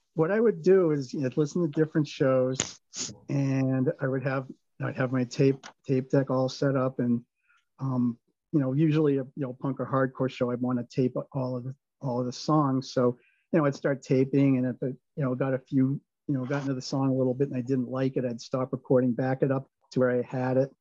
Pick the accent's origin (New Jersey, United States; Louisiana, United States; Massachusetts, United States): Massachusetts, United States; Swampscott; also born or lived in Lynn / Boston; now in Peabody, United States; I grew up in Swampscott, and I after I graduated from college, I lived in Lynn for 14 years and then Peabody since '97